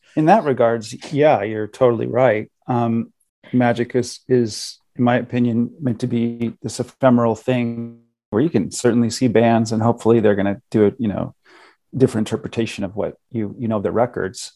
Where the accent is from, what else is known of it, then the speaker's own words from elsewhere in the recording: Los Angeles, California, United States; I live and I'm from Los Angeles